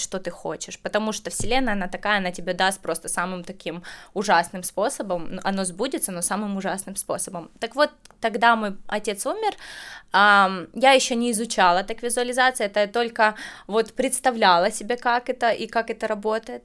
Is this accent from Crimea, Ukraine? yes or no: no; Kyiv, Ukraine; now in Netherlands; я из Украины